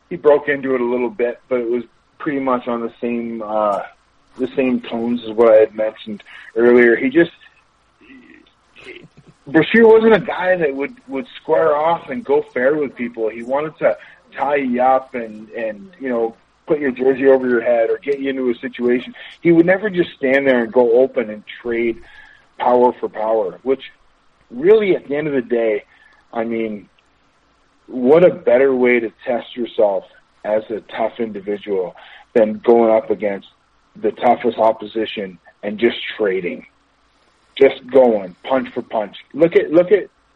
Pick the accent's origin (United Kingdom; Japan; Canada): Canada; Amherstburg, Ontario; moved away as an adult; also born or lived in Windsor, Ontario / Saint-Jean-sur-Richelieu, Quebec; I'm from Windsor, Ontario, Amherstburg, Ontario